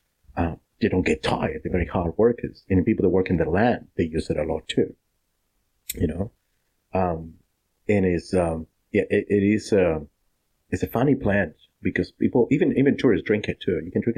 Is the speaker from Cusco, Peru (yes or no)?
yes; Cusco, Peru; moved away as an adult; now in Shepparton, Australia; Cusco, that's my hometown